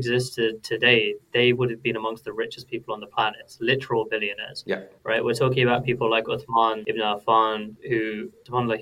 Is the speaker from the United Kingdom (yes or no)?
yes; United Kingdom; a British Muslim growing up here in the UK